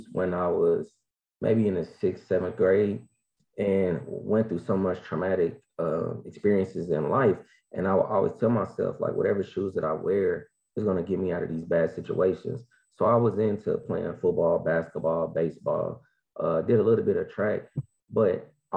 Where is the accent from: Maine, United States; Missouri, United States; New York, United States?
Missouri, United States; Kansas City; I am from Kansas City, Missouri. Show me state.